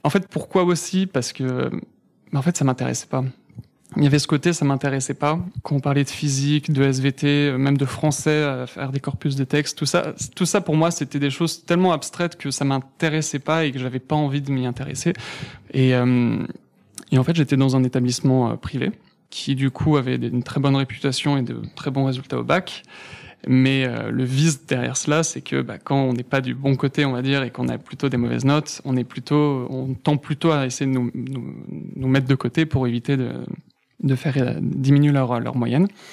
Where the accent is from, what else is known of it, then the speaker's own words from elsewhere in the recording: Villennes-sur-Seine, Île-de-France, France; also born or lived in Mantes-la-Jolie; j'ai vécu toute mon enfance toujours dans le 78, mais entre Poissy et Saint-Germain, un petit village